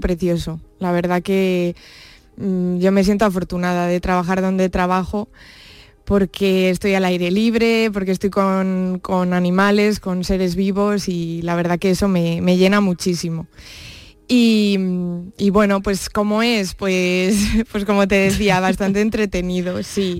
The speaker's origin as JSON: {"language": "Spanish", "town": "Brihuega", "region": "Castilla-La Mancha", "country": "Spain", "tie": "born or raised there", "moved": "as an adult", "lives_now": "Jerez, Spain", "said": "yo nací en Brihuega, que es un pueblo de la provincia de Guadalajara"}